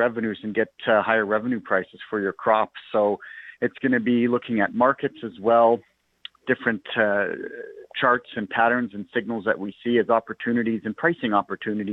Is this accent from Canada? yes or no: yes; Winnipeg, Manitoba, Canada; we're all from Winnipeg